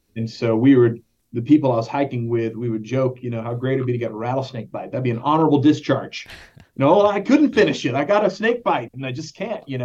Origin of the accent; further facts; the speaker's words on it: Dallas, Texas, United States; when I was growing up in North Dallas